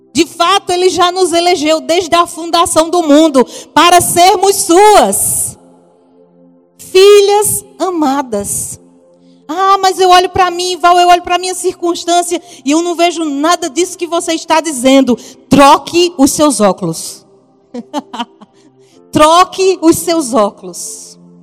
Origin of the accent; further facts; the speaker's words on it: Paraíba, Brazil; accent: Paraíba; Se você está ouvindo um sotaquezinho diferente, é lá da Paraíba